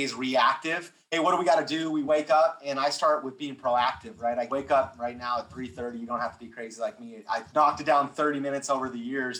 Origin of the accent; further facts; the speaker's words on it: California, United States; I'm from California